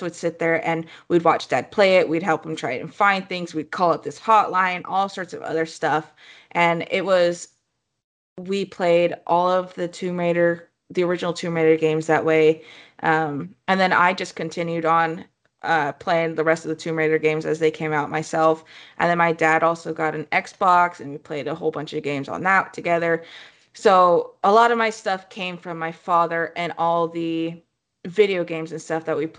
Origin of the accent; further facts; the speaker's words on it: Moscow, Idaho, United States; moved away as an adult; also born or lived in Oregon; I was born and raised in Moscow, Idaho